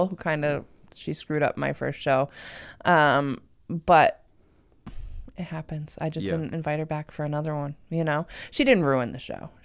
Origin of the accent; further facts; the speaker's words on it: Waterford, Connecticut, United States; I'm from Waterford originally